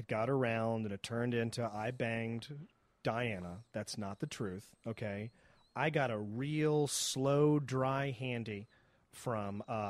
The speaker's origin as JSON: {"language": "English", "town": "Waldorf", "region": "Maryland", "country": "United States", "tie": "born or raised there", "said": "Maryland, where I'm from Waldorf, where I grew up."}